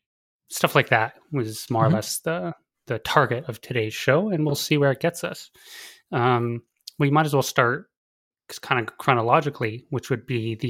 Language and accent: English; United States; I'm an American who's bad at geography